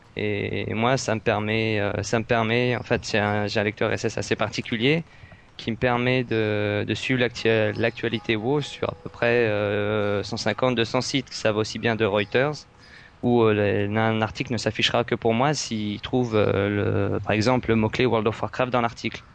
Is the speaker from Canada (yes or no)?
no; France; je suis français